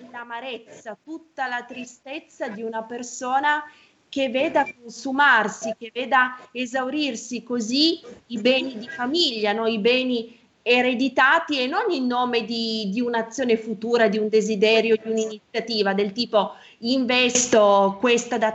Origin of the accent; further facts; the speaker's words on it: Piedmont, Italy; io come sa sono piemontese